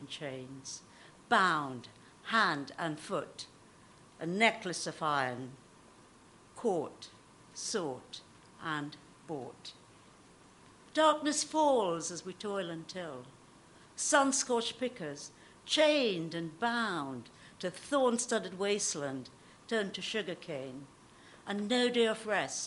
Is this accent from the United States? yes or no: no; Trinidad & Tobago; moved away as an adult; I was born in the Caribbean, and I lived there for the first 17 years.